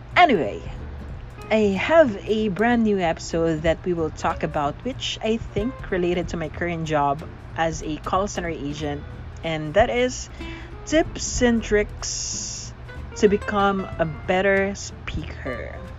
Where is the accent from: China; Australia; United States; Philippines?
Philippines; I am a Filipino